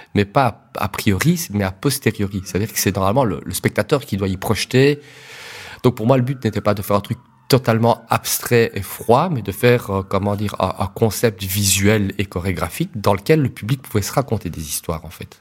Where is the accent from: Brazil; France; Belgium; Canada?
Belgium; Liège, Wallonia; je suis liégeois